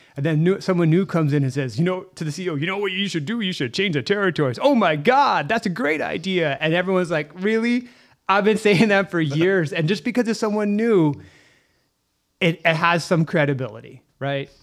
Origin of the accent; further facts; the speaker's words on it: Canada; We're Canadian